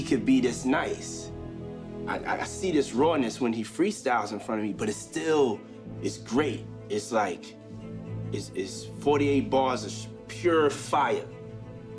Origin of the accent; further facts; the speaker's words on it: New York City, New York, United States; I was from Harlem